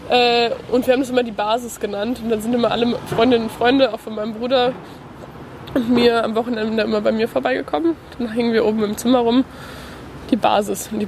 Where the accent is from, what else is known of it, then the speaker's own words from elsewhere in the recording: Wesel, North Rhine-Westphalia, Germany; Wesel. Das liegt so. Ganz manche Leute kennen vielleicht, wer, wie heißt der Bürgermeister von Wesel?